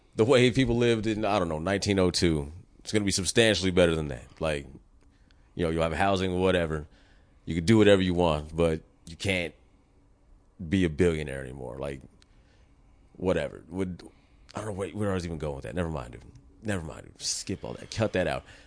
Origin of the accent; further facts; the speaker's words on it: United States; as an American